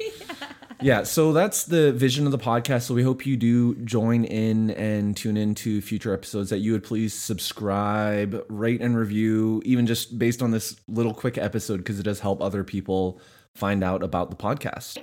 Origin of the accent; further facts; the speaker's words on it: Canada; moved away as an adult; now in Nashville, United States; we were bo- both born and raised in Canada